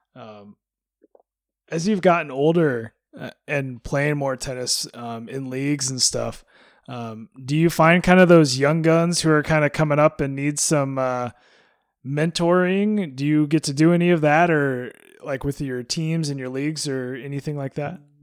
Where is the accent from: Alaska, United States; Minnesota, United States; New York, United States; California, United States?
Alaska, United States; moved away; growing up in Alaska, we just got tennis at my high school